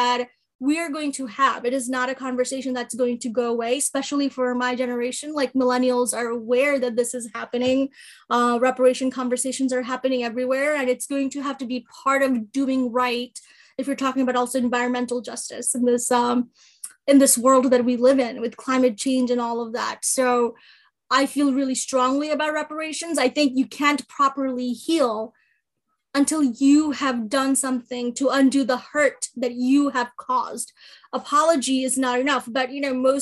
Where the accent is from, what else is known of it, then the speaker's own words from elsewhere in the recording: New York City, New York, United States; also born or lived in East Coast; now in Philadelphia, United States; I grew up in New York City, I've lived all over the East Coast, and then I decided to make Philadelphia my home